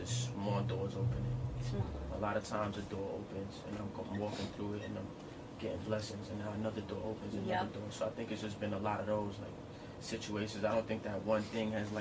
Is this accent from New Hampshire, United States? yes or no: no; New York City, New York, United States; I'm from Crown Heights